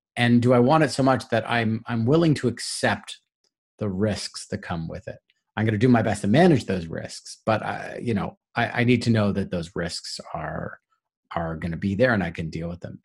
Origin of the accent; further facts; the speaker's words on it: Toronto, Ontario, Canada; I'm from Toronto